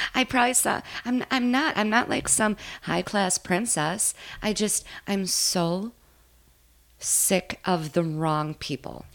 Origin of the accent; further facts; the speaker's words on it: Minnesota, United States; I grew up in Minnesota, just not in this area